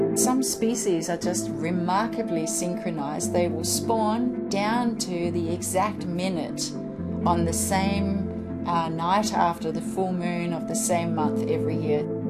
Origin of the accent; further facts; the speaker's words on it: Denmark; moved away as an adult; I'm from Denmark.